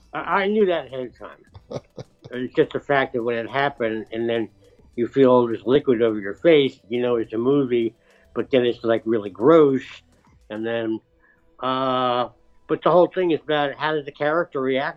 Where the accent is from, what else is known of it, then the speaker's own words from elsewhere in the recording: New York City, New York, United States; I'm from New York City.